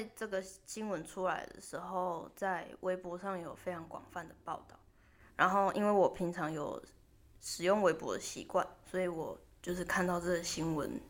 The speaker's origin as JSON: {"language": "Chinese", "country": "Taiwan", "moved": "yes", "lives_now": "Japan", "said": "我身为一个台湾人"}